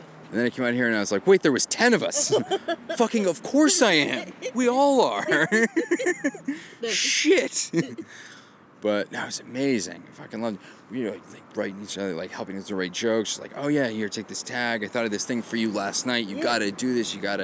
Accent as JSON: {"language": "English", "region": "Maine", "country": "United States", "moved": "yes", "said": "I'm from Maine"}